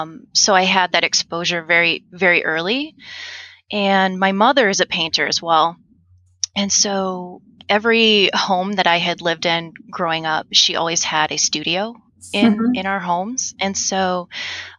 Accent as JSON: {"language": "English", "region": "Michigan", "country": "United States", "tie": "born or raised there", "said": "I am from Michigan, born and raised."}